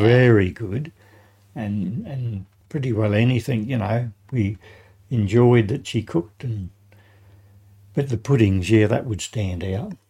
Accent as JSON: {"language": "English", "town": "Adelaide", "region": "South Australia", "country": "Australia", "tie": "born or raised there", "said": "I was born in Adelaide, the Memorial Hospital. Uh, I grew up uh, in uh, Croydon, mm-hmm. suburb of Croydon"}